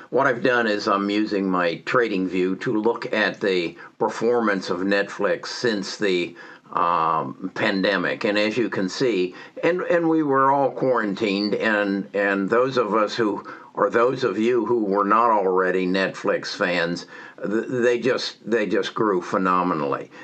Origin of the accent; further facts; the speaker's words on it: United States; We, as American citizens